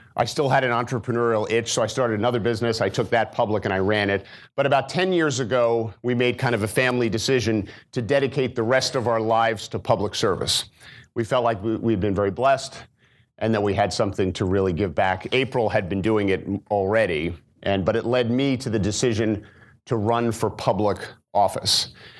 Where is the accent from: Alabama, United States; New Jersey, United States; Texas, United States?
New Jersey, United States; moved away as an adult; also born or lived in Maryland; I'm from New Jersey originally. I grew up in a blue-collar family.